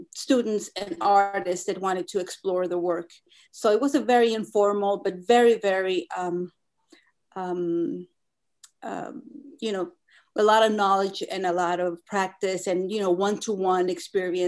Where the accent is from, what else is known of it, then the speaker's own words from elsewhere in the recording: Baja California, Mexico; first language Spanish; English is a second language; also born or lived in Arcadia, California, United States / Los Angeles, United States / San Diego, United States / Tijuana, Mexico; now in Tecate, Mexico; I've lived most of my life in Mexico. You know, that's why I have this really heavy accent. But, you know, Spanish is my first language. So I lived in this area, especially in the north part of Mexico